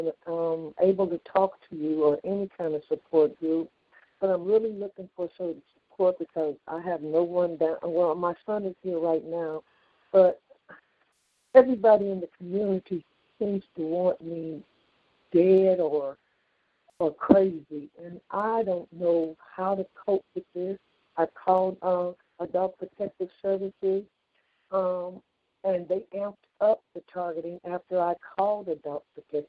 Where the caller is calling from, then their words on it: California, United States; I'm calling from California, and I live alone, 70 years old